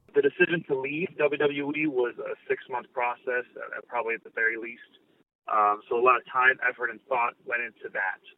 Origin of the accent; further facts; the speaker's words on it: Canada; being a Canadian